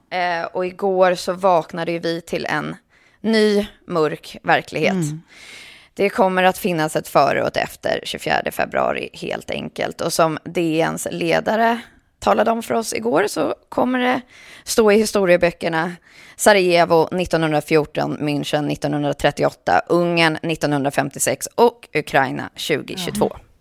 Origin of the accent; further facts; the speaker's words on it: Sweden; som svensk